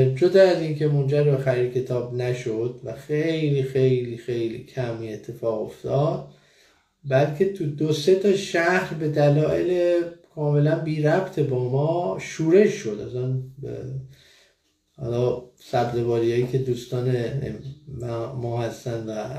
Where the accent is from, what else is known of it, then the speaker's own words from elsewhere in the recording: Iran; moved away as an adult; که من از ایران مهاجرت کردم